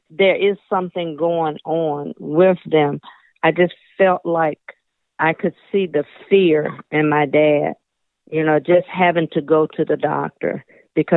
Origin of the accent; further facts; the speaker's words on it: United States; as African American